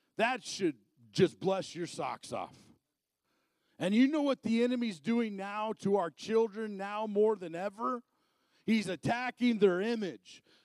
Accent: Arizona, United States; moved away; I'm originally from Arizona.

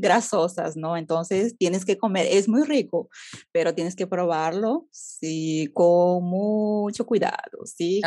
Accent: Beni, Bolivia; en mi ciudad, que yo soy del Beni, Bolivia

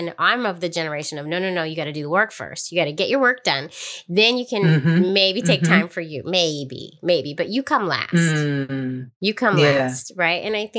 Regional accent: San Francisco, California, United States; moved away as an adult; now in New York, United States; San Francisco, my hometown.

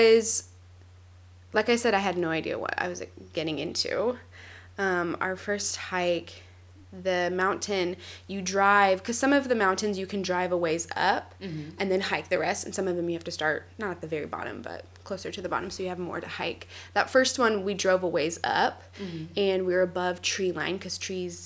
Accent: Kansas, United States; I'm from Kansas. In Kansas, there's nothing to hike.

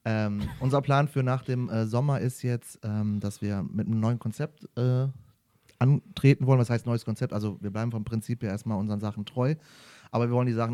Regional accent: Duisburg, North Rhine-Westphalia, Germany; komme ich {S2} ja aus dem äh, wunderschönen Ruhrpott, {S0} äh, so. aus {S2} Duisburg am Rhein. Heißt, äh, da bin ich aufgewachsen

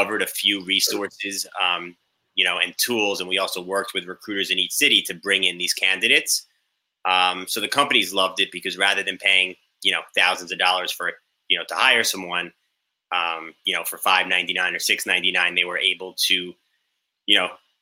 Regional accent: Long Island, New York, United States; also born or lived in Indiana; I grew up in New York, Long Island

